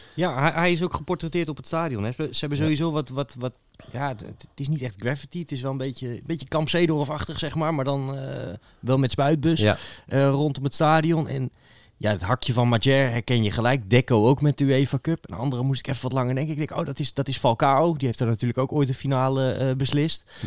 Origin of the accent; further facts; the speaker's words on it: Netherlands; voor mij als Hollander